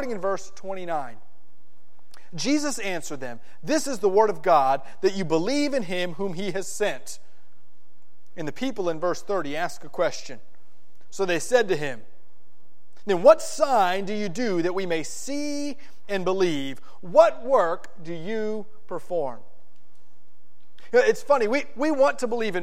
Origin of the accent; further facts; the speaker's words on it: South Florida, United States; where I grew up in South Florida